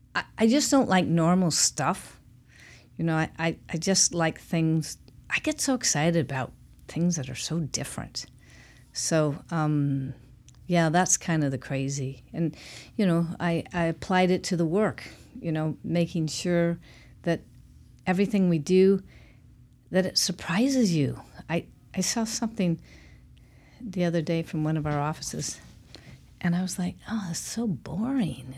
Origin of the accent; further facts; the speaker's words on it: Portland, Oregon, United States; I'm from Portland, Oregon. I'm one of the few born and raised in Portland